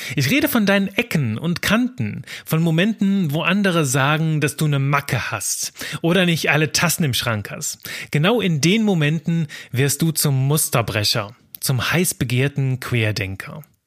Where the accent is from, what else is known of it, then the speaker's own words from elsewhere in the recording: Belgium; now in Cologne, Germany; Ich bin Belgier